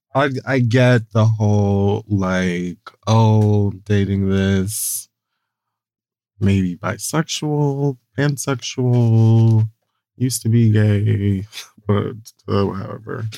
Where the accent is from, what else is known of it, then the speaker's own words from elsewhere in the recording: Jamaica; I'm also Jamaican